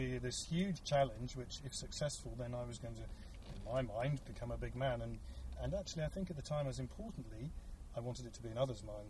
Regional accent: United Kingdom; As those listening can tell, I'm clearly British

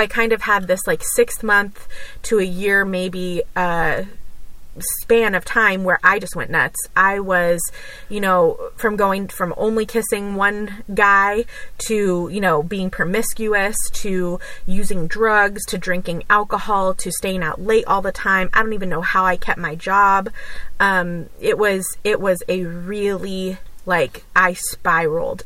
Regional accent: Los Angeles, California, United States; also born or lived in Orange County, California; I grew up in California. I was born there and raised there. Um, in uh, like LA and then in Orange County

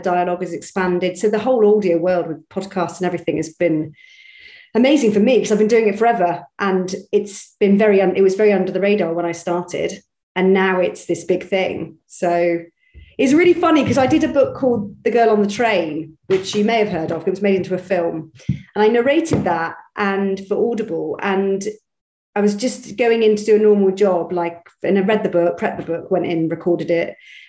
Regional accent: Bristol, South West England, United Kingdom; I'm from Bristol originally, so my accent should be a bit like that. But it used to be like that.

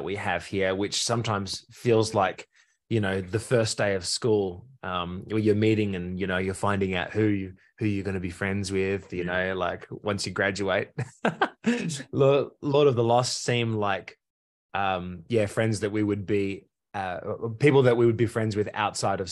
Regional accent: Australia; proud to be Australian

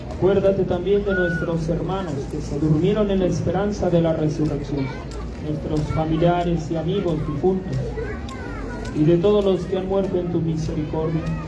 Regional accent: Mexico; esta fiesta que como mexicanos tiene un gran significado para todos y cada uno de nosotros

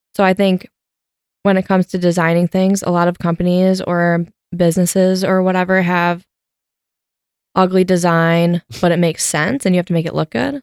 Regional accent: Wisconsin, United States; moved away; also born or lived in Grand Rapids, Michigan; typical Wisconsin girl.

